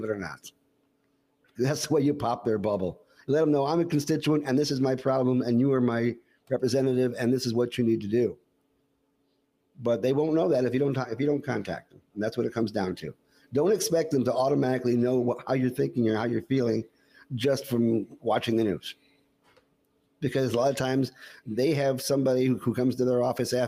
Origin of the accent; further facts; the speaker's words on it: Detroit, Michigan, United States; I grew up in Detroit